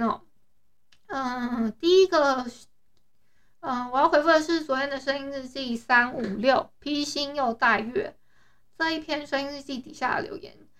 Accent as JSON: {"language": "Chinese", "town": "Hualien", "region": "Hualien County", "country": "Taiwan", "said": "我是花莲人"}